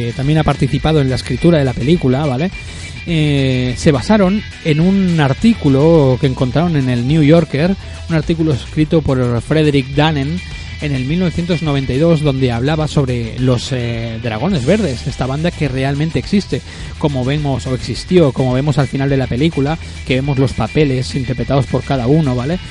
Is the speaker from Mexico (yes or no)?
no; Spain; de mi pueblo eh, natal, ¿no? En Sarañola